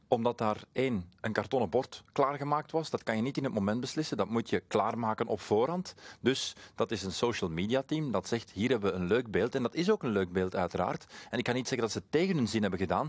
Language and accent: Dutch; Flemings, Flanders, Belgium; voor ons als Vlamingen